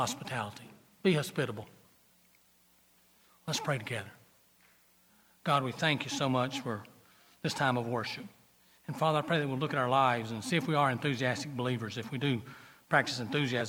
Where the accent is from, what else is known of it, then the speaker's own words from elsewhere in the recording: Gaffney, South Carolina, United States; I am from Gaffney